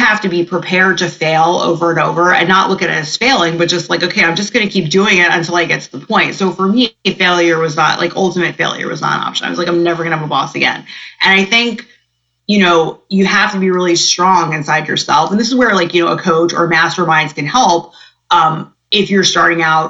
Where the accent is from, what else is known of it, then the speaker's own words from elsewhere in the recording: New Jersey, United States; I'm from New Jersey